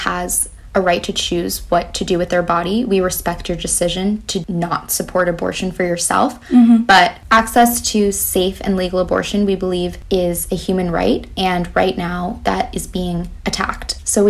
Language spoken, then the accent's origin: English; New York City, New York, United States; even though we're both from Brooklyn, New York, but both on the East Coast.